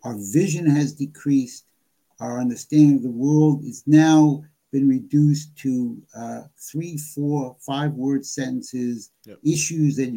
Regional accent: New York, United States; moved away as an adult; now in Baltimore, United States; Born and raised in New York before I moved here

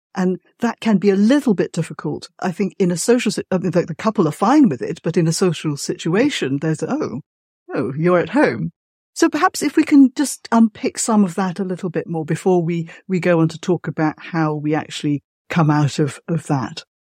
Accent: Malaysia; moved away; I'm from Malaysia originally

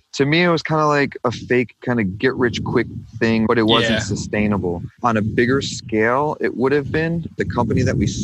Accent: Kentucky, United States; moved away; also born or lived in New York / Brooklyn, New York; I'm originally from New York. I grew up in Kentucky and then moved back to New York

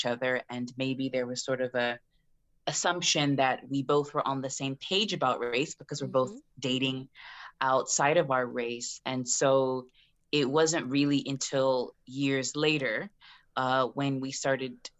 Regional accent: United States; I'm African-American

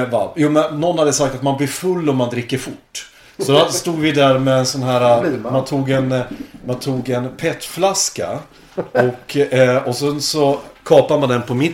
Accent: Hudiksvall, Gävleborg County, Sweden; born or raised there; also born or lived in Jämtland; now in Kungsbacka, Sweden

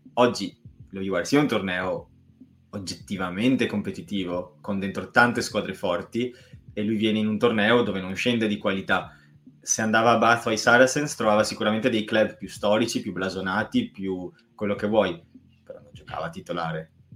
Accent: Montebelluna, Veneto, Italy; ridente Montebelluna, mio compaesano

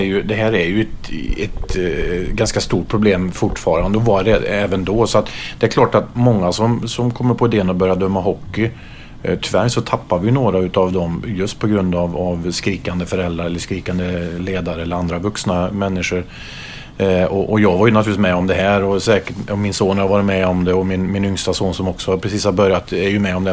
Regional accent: Karlstad, Värmland, Sweden; jag spelade upp till junioråldern hemma i Karlstad

